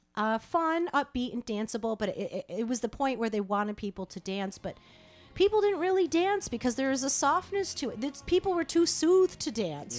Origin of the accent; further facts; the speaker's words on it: Rochester, New York, United States; Rochester. Shout out to my hometown